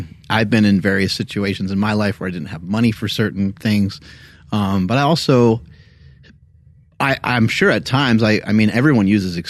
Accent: United States; I'm American

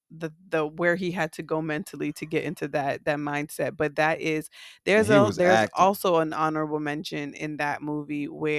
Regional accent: Miami, Florida, United States; When them niggas went to Miami, Florida. {S1} Where? {S0} Not only my hometown

